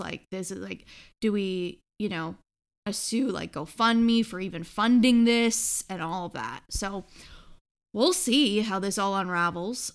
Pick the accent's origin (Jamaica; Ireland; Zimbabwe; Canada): Canada; We're from Canada